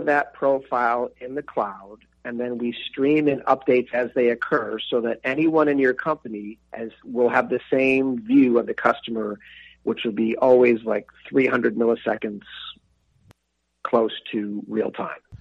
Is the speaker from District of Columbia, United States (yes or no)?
no; Buffalo, New York, United States; being an Irish kid from North Buffalo